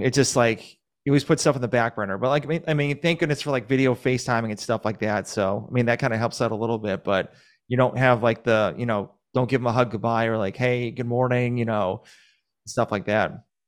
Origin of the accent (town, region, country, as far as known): Massachusetts, United States; now in Georgia, United States